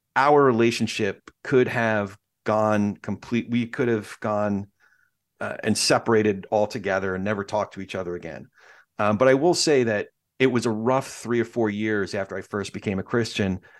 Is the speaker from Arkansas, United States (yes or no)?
no; New York, United States; my family is Jewish. We're all from New York.